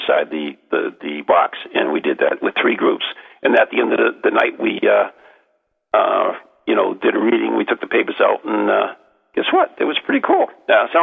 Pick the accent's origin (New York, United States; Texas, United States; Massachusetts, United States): Massachusetts, United States; Lowell; I was born in Lowell, Massachusetts